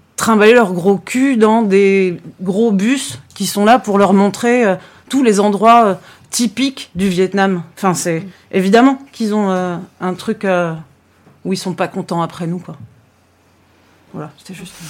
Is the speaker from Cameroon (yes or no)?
no; France; je dis de France